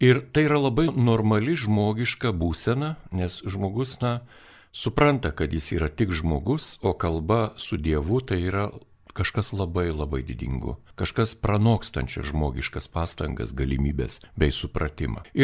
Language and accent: Lithuanian; Vilnius, Vilnius County, Lithuania; mes Vilniečiai